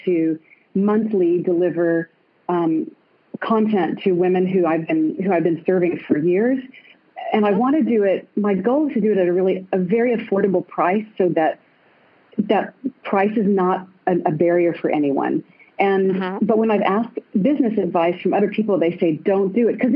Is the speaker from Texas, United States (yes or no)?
yes; Austin, Texas, United States; I'm calling in from my balcony in Maui, but I'm not really from here. I'm going home soon. I'm from Austin, Texas.